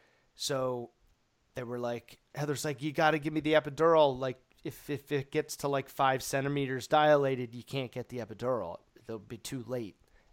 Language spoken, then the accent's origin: English; Jamaica; Well, I'm Jamaican.